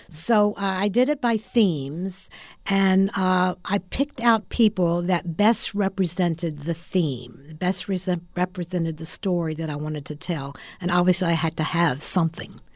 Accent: West Virginia, United States; moved away as an adult; also born or lived in Orlando, Florida; now in Florida, United States; I was originally from West Virginia

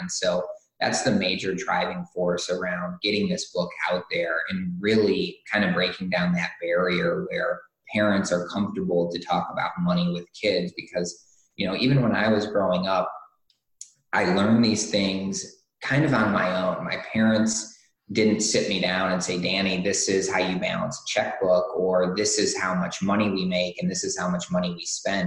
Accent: Michigan, United States; I grew up in Michigan on a lake

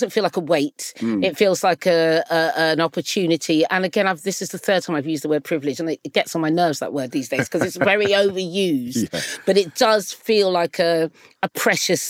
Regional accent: Bury St Edmunds, East of England, United Kingdom; moved away as an adult; also born or lived in Antigua; now in London, United Kingdom; Like I grew up there. I'm from Suffolk.

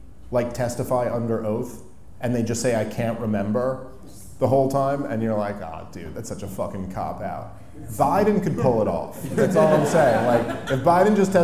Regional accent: United States; as an American

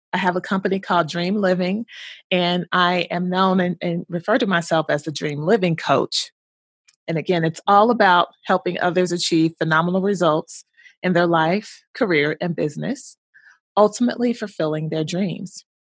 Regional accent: Louisville, Kentucky, United States; moved away as an adult; also born or lived in Bloomington, Indiana; I'm originally from Louisville, Kentucky. Haven't lived there in many, many years, but that is my hometown.

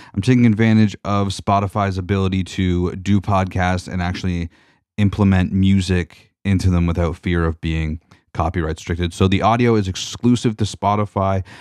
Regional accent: Georgian Bay, Ontario, Canada; I grew up on Georgian Bay

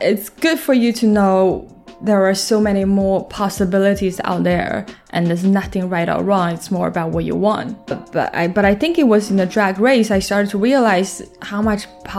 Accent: Shanxi, China; now in Shanghai, China; I'm from Shanxi. Mm-hmm. Shanxi, so that province is just a little bit under Beijing. Very small city, tier 5.

